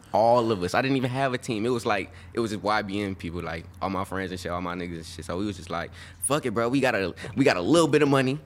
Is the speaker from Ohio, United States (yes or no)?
no; Birmingham, Alabama, United States; now in California, United States; I'm from Birmingham, Alabama